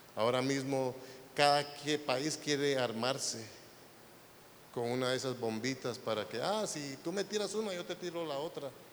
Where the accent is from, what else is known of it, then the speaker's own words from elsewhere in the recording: Guatemala; now in United States; yo no soy de Noruega, yo soy de Guatemala